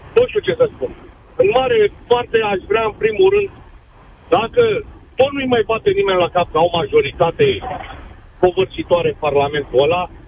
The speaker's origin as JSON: {"language": "Romanian", "region": "Bucharest", "country": "Romania", "said": "sunt bucureștean"}